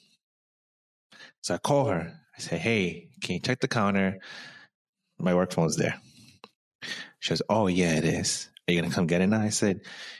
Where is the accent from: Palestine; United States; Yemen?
United States; New York; I'm a New Yorker